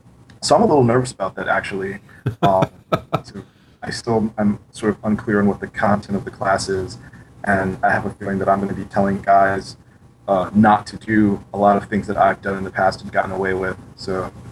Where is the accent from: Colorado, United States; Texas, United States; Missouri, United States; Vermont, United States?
Missouri, United States; St. Louis; St. Louis, Missouri.